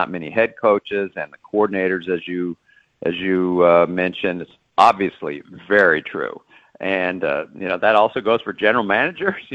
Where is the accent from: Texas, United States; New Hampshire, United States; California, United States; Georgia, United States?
Texas, United States; Dallas; moved away as an adult; now in Baltimore, United States; I am a Texan, born and raised in Dallas.